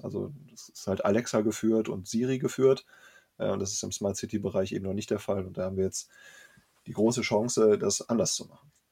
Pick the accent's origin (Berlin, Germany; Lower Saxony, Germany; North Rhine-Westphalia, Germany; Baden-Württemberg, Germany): North Rhine-Westphalia, Germany; Bielefeld; ich bin gebürtiger Bielefelder.